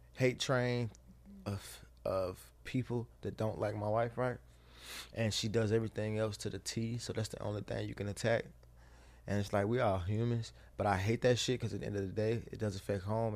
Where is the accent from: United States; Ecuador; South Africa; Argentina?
United States; the South; I'm from the South, so I'm raised by my mother and my grandmother.